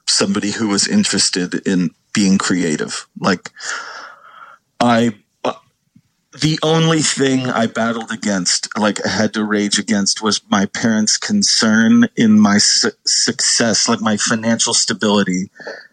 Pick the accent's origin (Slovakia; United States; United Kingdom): United States; Southern California; moved away as an adult; also born or lived in New England; I was raised in basically Southern California. I think it was like 9 to 18. I lived in Southern California.